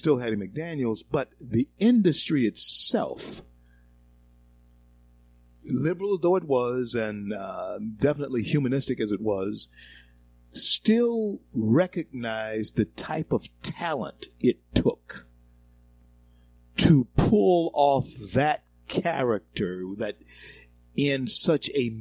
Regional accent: the South, United States; I grew up in the South all my life, been black all my life.

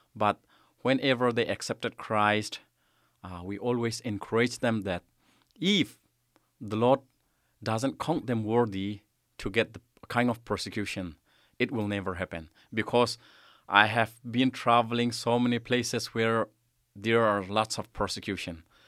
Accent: Myanmar; also born or lived in Kalemyo, Myanmar; in my hometown, the place I am living now

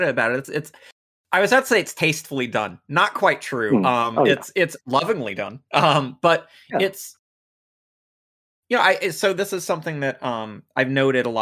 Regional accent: United States; as an American commie

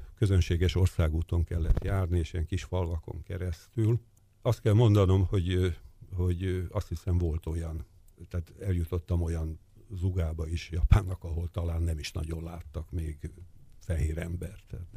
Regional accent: Budapest, Hungary; Én Kispesten nőttem fel

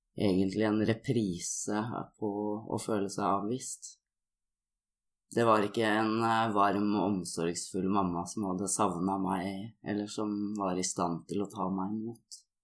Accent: Oslo, Norway; Jeg blei født i Oslo

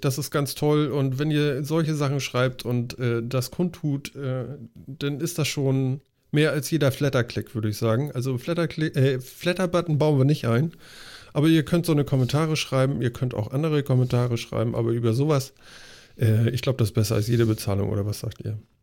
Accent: the North, Northern Germany, Germany; wir kommen hier aus dem Norden

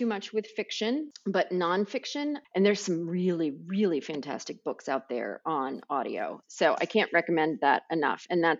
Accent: Xenia, Ohio, United States; You know, I grew up in Xenia, which is a farm town in kind of central Ohio.

